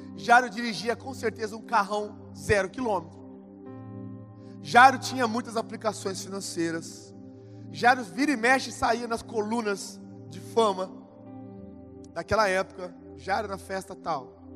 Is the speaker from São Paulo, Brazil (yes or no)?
yes; Ribeirão Preto, São Paulo, Brazil; Sou lá de Ribeirão Preto, São Paulo